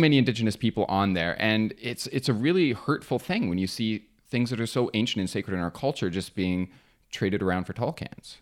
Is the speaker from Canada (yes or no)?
yes; near James Bay, Ontario, Canada; I grew up near James Bay, which is Treaty Nine territory